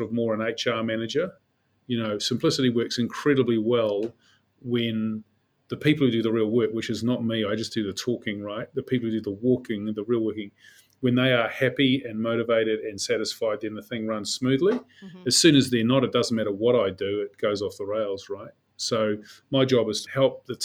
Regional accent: Auckland, New Zealand; I grew up as a Westie. I'm from Sunnyvale, and between Henderson and Glenelg

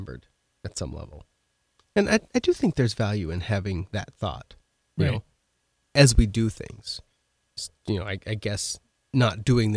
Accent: Oregon, United States; now in South Dakota, United States; I grew up in mountains in Oregon

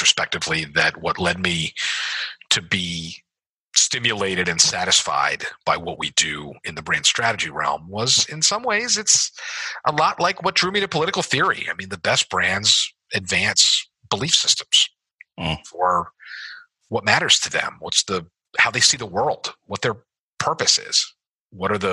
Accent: Philadelphia, Pennsylvania, United States; moved away as an adult; also born or lived in Davidson, North Carolina / Charlotte, North Carolina; When I moved back to Philadelphia, and I'm from Chestnut Hill, Mount Airy section of Philadelphia.

